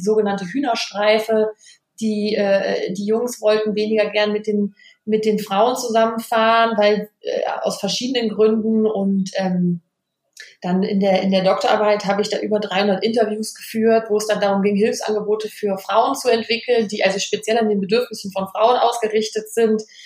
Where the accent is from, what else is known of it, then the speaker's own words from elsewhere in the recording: Vettweiß, North Rhine-Westphalia, Germany; moved away as an adult; now in Cologne, Germany; bin aber ganz in der Nähe aufgewachsen im Kreis Düren. Ähm, passt auch zum Karneval. Ich bin in der Gemeinde Fettweiß groß geworden